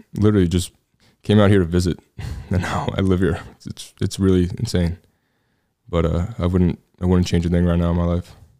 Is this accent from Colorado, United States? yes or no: no; New York City, New York, United States; moved away as an adult; also born or lived in New Jersey; now in Texas, United States; born and raised in Staten Island, New York